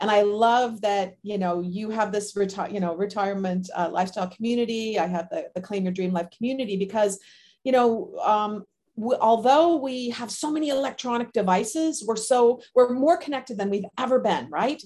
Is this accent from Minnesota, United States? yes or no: yes; Minnesota, United States; moved away as an adult; also born or lived in Southern California; I am from Minnesota originally, cold weather climate